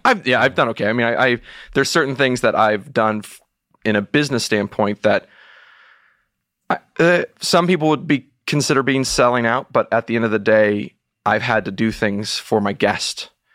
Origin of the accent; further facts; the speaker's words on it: Texas, United States; moved away; being a Texan and having been a, and being an alumnus of the University of Texas